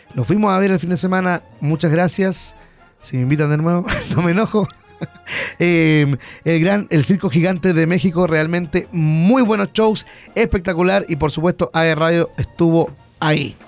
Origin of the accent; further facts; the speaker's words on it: Hualpén, Biobío, Chile; yo soy de Hualpén, siempre he sido de Hualpén